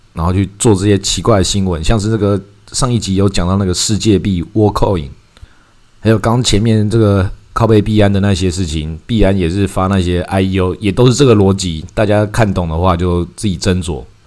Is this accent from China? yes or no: no; Taiwan; 我们台湾人